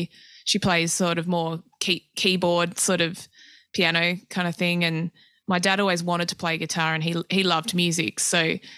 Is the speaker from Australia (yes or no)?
yes; Adelaide, South Australia, Australia; also born or lived in Tasmania / New South Wales; Yeah, I've sort of grown up all over, really. But, I was born in Tassie. My mum's family's all from Launceston. And we moved to northern New South Wales when I was about 3 till 10, and then from Adelaide after that.